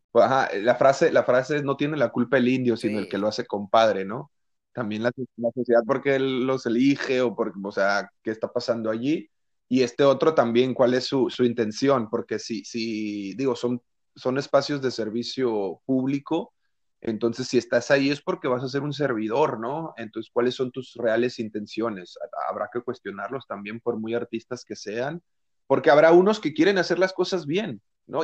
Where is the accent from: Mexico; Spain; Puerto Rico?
Mexico; nosotros como mexicanos